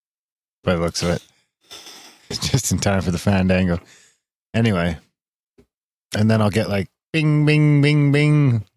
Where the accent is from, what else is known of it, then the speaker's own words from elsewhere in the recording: Canadian Prairies, Canada; moved away; Us fucking prairie town folk